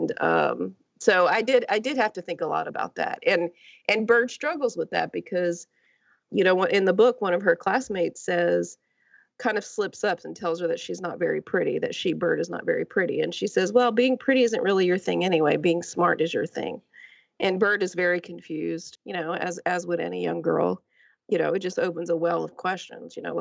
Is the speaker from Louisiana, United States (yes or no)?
yes; Lake Charles, Louisiana, United States; I grew up near Houston in Lake Charles, Louisiana, which is only a few hours outside of Houston